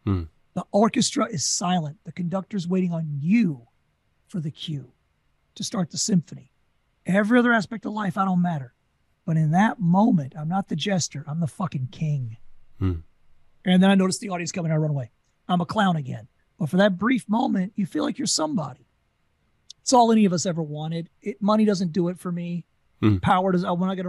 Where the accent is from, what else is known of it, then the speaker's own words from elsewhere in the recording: Louisiana, United States; I don't need to tell you I'm from Louisiana. You're not going to pick it up.